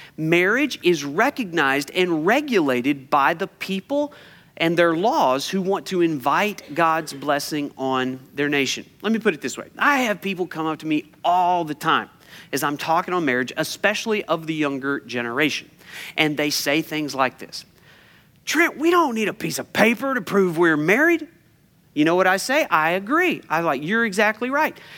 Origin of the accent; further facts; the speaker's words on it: United States; I'm an American